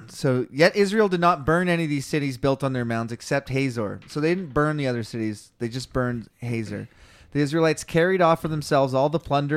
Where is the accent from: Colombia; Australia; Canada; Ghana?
Canada; British Columbia; A Canadian, and I'm a British Columbian Canadian.